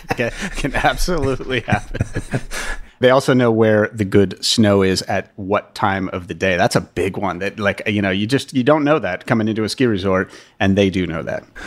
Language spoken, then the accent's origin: English; United States; as an American